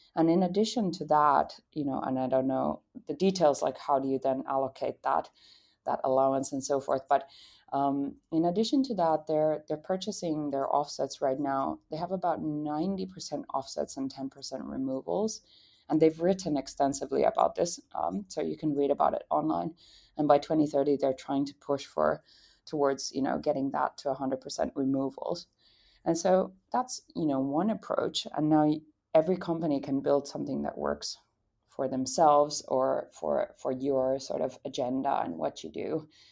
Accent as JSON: {"language": "English", "country": "Finland", "said": "I came from Finland"}